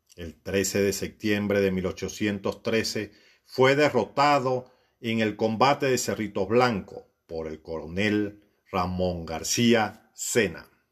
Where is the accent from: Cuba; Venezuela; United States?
Venezuela; Siquisique, Lara; la tierra donde nací